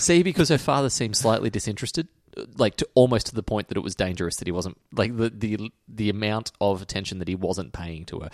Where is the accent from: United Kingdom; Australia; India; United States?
Australia